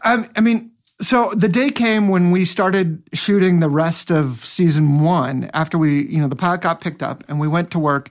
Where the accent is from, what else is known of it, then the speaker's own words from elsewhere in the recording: Seattle, Washington, United States; moved away; also born or lived in Bellingham, Washington; I grew up in Seattle